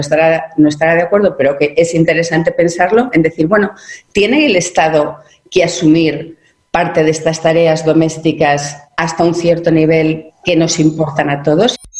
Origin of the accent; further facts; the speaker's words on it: Spain; yo soy española